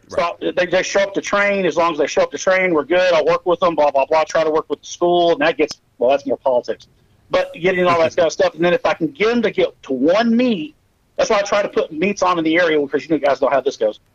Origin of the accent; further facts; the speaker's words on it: Pottsboro, Texas, United States; also born or lived in Sherman, Texas / Hillsboro, Kansas; I was born in Sherman, Texas, grew up in a town called Pottsboro, which is a lake community on Oklahoma Texas border